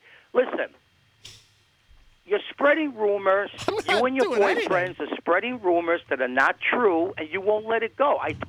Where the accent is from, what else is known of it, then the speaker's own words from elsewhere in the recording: New York City, New York, United States; I'm from New York City. I'm the real deal.